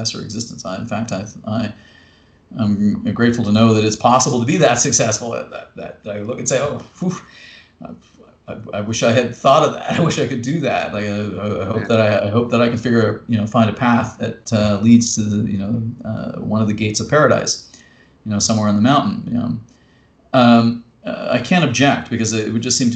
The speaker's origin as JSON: {"language": "English", "country": "Canada", "said": "me as a Canadian poet"}